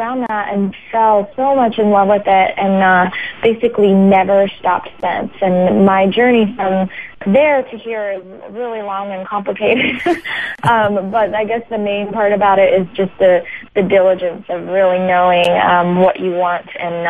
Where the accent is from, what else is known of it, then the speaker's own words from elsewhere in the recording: Ohio, United States; also born or lived in Alabama / Florida; Yes, I was born in Ohio and kind of moved around, lived there and in Alabama and then in Florida.